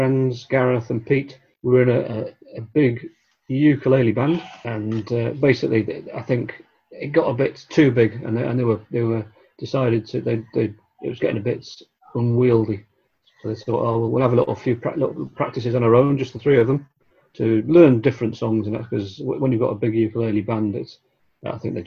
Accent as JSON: {"language": "English", "town": "Blackburn", "region": "North West England", "country": "United Kingdom", "tie": "born or raised there", "also_born_or_lived": "Liverpool", "moved": "as an adult", "said": "I grew up in Blackburn in Lancashire."}